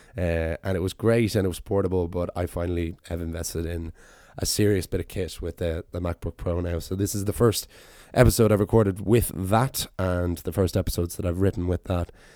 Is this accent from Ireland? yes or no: yes; Ireland; go home to Ireland